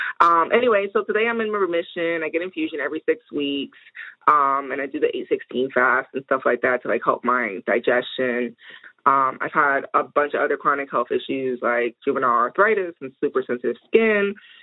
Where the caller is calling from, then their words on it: New Jersey, United States; I'm calling from South Jersey, also known as Lenin and Ape Land.